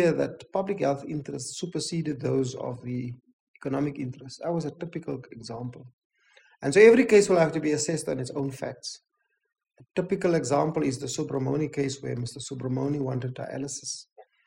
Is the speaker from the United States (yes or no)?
no; South Africa; I'm black, I'm a South African